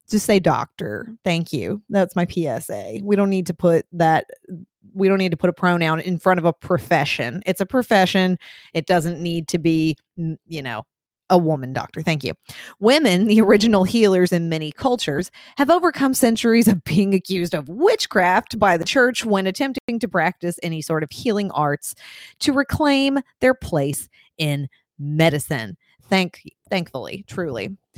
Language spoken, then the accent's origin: English; Lexington, Kentucky, United States; I grew up in Lexington, which is, yeah, central and eastern Kentucky